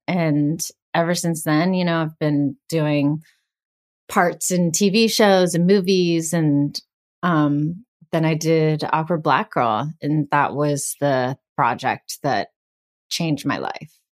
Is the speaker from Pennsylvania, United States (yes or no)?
yes; Greensburg, Pennsylvania, United States; first language Bengali; now in Los Angeles, United States; I'm from Greensburg, Pennsylvania, which is a town about, uh, over an hour east of Pittsburgh